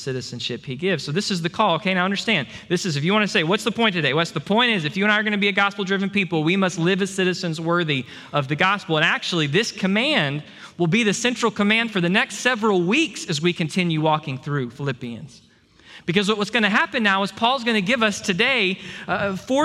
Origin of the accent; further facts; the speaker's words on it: Texas, United States; I'm grateful and proud to be a Texan.